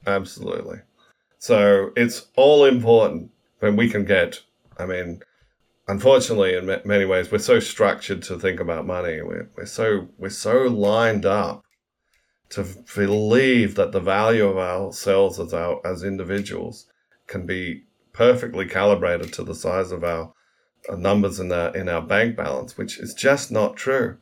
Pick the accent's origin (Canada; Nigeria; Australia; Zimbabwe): Australia; moved away as an adult; also born or lived in New York, United States / London, United Kingdom